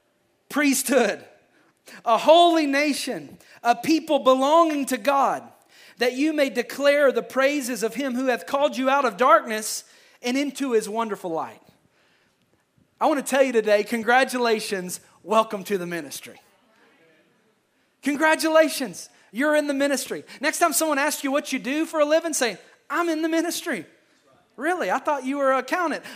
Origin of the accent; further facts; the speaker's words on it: Kentucky, United States; I am from Kentucky